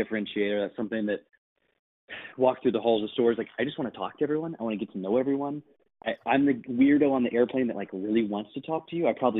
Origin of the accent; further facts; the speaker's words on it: Missouri, United States; moved away as an adult; also born or lived in Washington, District of Columbia, United States / Washington State / California / New York City; I'm going to move back to my hometown for 9 months